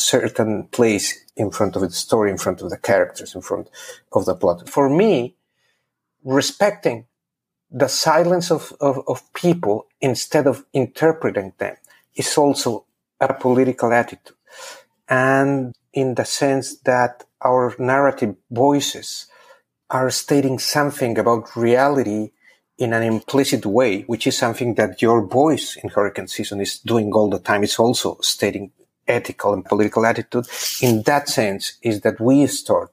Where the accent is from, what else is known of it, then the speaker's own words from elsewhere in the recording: Pachuca, Hidalgo, Mexico; moved away as an adult; also born or lived in Berkeley, United States; now in New Orleans, United States; my hometown in Pachuca